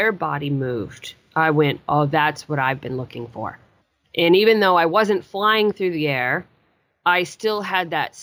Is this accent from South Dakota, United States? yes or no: no; Chugiak, Alaska, United States; moved away; I grew up in Chugiak, Alaska, which is a very small town, about 13 miles out of Anchorage.